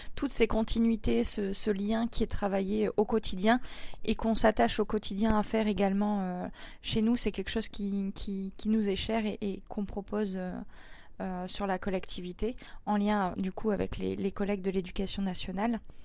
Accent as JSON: {"language": "French", "area": "Pas-de-Calais", "region": "Hauts-de-France", "country": "France", "said": "nous, en France et, du coup euh, chez nous dans le Pas-de-Calais"}